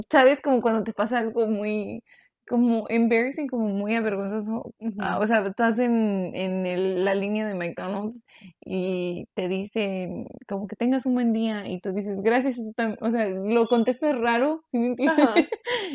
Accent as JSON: {"language": "Spanish", "country": "Mexico", "tie": "born or raised there", "lives_now": "United States", "said": "Es que crecí en México. O sea, sí crecí aquí en Estados Unidos, pero también crecí en México."}